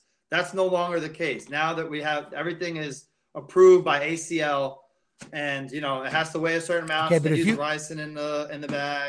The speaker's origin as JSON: {"language": "English", "region": "New Jersey", "country": "United States", "said": "I'm an Italian jerk off. I am from Jersey. My parents from – my grandparents from Newark."}